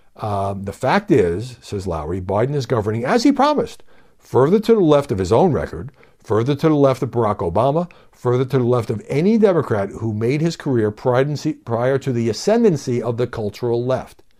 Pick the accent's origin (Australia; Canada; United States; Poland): United States; New York City, New York; I grew up in New York City